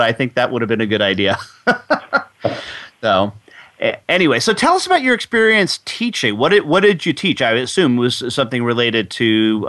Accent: New York, United States; now in Texas, United States; I grew up in New York, so I had no idea what college football was until I got to Texas.

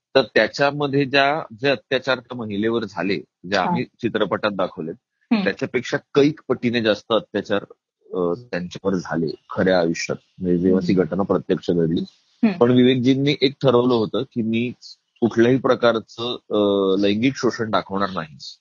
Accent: Maharashtra, India; मी महाराष्ट्रीयन आहे

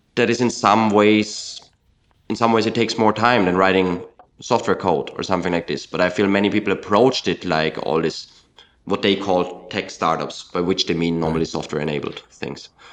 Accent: Austria; In my home country of Austria

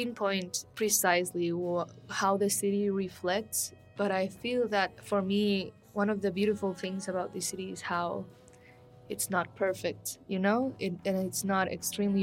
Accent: Guatemala City, Guatemala Department, Guatemala; moved away as an adult; also born or lived in Antigua, Guatemala; now in Mexico City, Mexico; I'm from Guatemala City as well.

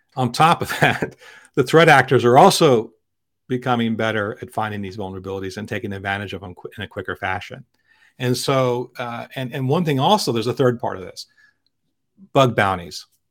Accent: Philadelphia, Pennsylvania, United States; I travel from my hometown of Philadelphia by high-speed train every day to New York City

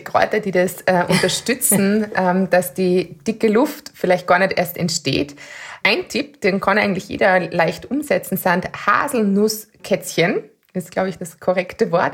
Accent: Austria; bei uns in Österreich

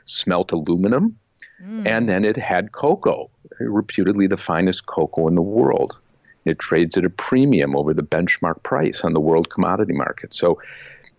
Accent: Wisconsin, United States; growing up in Wisconsin

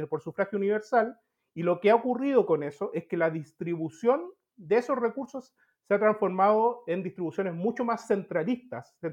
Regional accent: Coquimbo, Chile; born there; also born or lived in Santiago / Temuco / Concepción; siempre Santiago para mí ha sido un accidente, ¿no? Pero nací en Coquimbo, estuve trabajando en Temuco, eh, Concepción, etc.

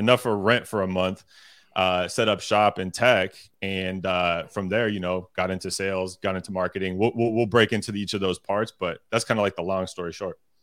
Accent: Sacramento, California, United States; I'm originally from Sacramento, California.

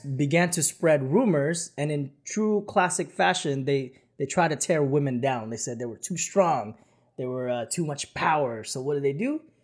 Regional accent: Philippines; moved away; when I was growing up in the Philippines

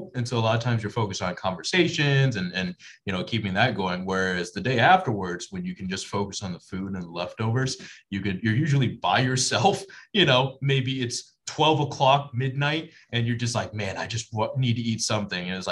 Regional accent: Bradenton, Florida, United States; moved away as an adult; now in St. Louis, United States; I grew up in Florida

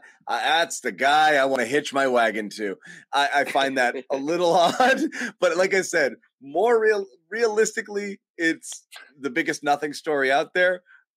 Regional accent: Berkeley, California, United States; I was born in Berkeley

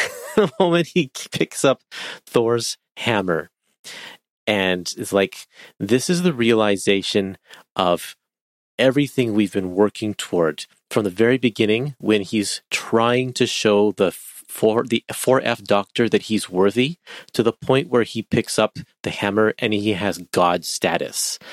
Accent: Canada; I'm Canadian

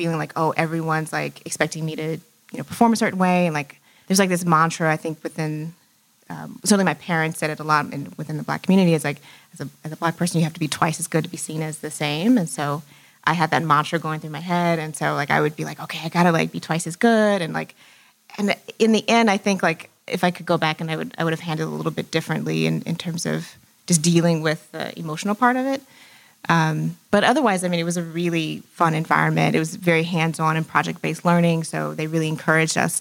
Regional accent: Houston, Texas, United States; growing up in Houston

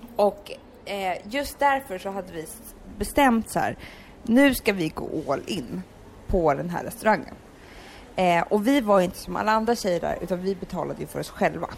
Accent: Stockholm, Stockholm County, Sweden; jag växte upp på Söder och i hippiefamilj

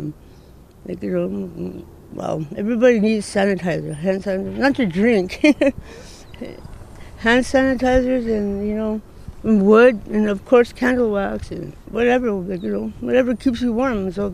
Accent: Northwest Territories, Canada; now in Edmonton, Canada; Outside of Edmonton, I'm from Northwest Territories

